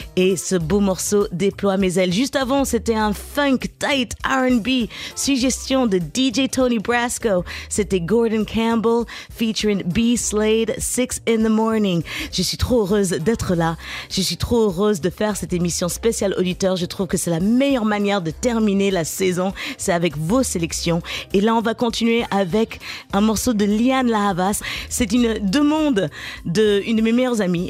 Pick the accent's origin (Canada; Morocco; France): France; Garges-lès-Gonesse, Île-de-France; j'ai grandi à Garges-les-Gonesses, en banlieue parisienne